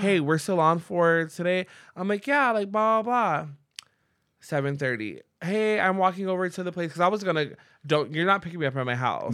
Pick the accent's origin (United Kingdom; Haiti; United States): United States; San Diego, California; I grew up in Logan Heights.